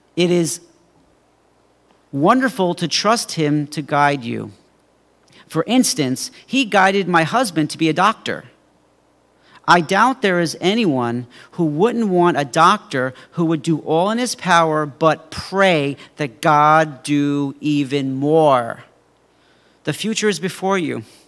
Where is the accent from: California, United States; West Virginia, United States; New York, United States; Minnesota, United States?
New York, United States; Mineola; I was twelve years old, and I had a paper route in my hometown of Mineola